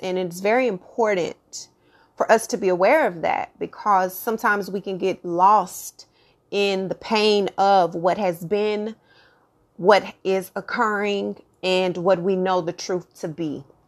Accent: Texas, United States; born and raised in Texas

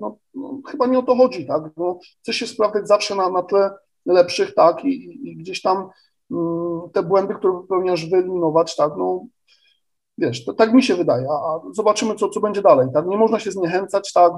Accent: Poznań, Greater Poland, Poland; jako Poznaniak

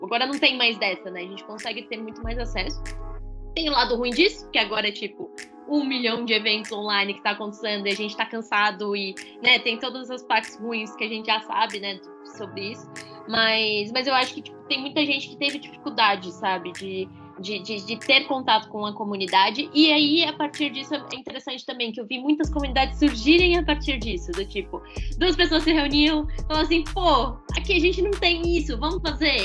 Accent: São Paulo, Brazil; eu sou de São Paulo

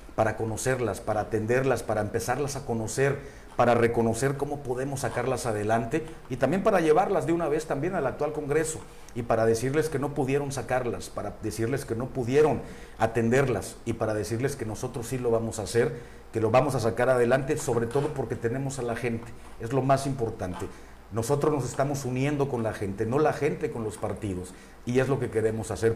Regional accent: La Paz, Baja California Sur, Mexico; moved away as an adult; also born or lived in Mexico City; tuve la suerte y el privilegio de nacer aquí en La Paz, aquí crecí, aquí serví y seguramente aquí me voy a morir.

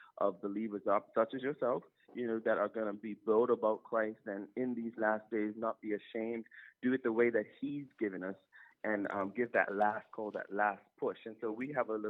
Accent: Bermuda; we're from Bermuda and still live in Bermuda.

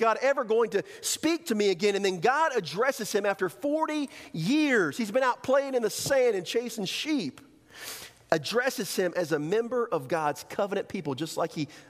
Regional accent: the South, United States; accent: southern; I have a southern accent, you know? I don't know. I can say that because I'm from the South

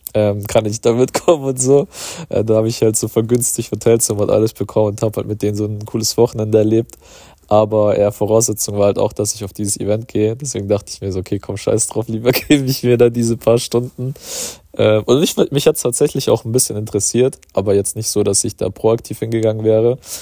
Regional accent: Germany; bei uns in Deutschland

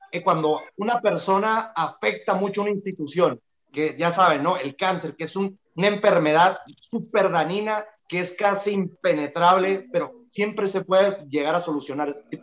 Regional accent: Mexico; nosotros como mexicanos

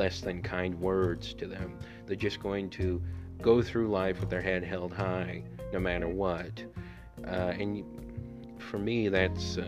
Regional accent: Honduras; my home country of Honduras

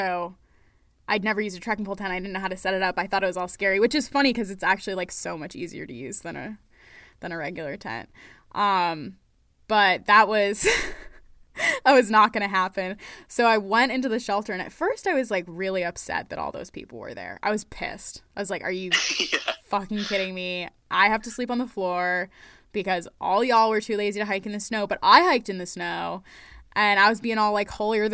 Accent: Maine, United States; I'm from Maine.

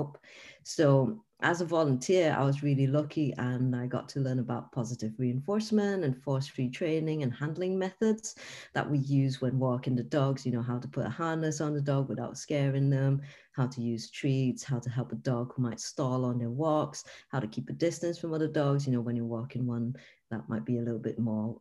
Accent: Singapore; moved away as an adult; now in Liverpool, United Kingdom; I'm based in Liverpool and I'm from Singapore originally, but now I'm based in the UK

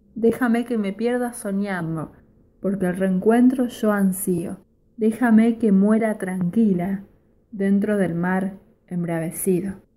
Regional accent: Rosario, Santa Fe, Argentina; soy de Rosario

